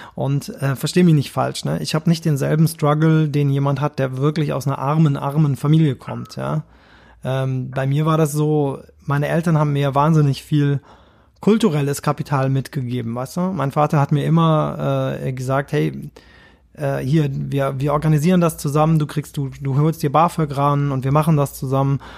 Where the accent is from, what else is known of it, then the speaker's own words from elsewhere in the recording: Kirchheim unter Teck, Baden-Württemberg, Germany; Ich komme ja aus Kirchheim unter Tech, das ist so eine Kleinstadt.